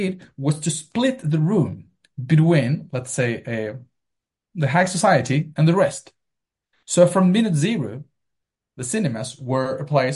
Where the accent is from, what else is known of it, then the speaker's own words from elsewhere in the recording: Melipilla, Santiago Metropolitan Region, Chile; moved away; I went to the National Library to read every single newspaper of my hometown